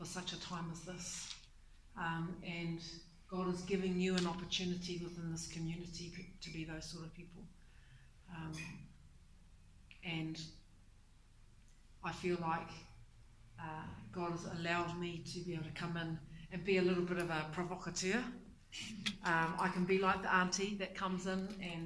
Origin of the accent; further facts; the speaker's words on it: Taranaki, New Zealand; now in Tauranga, New Zealand; I'm originally from Taranaki. But I currently live in Tauranga Moana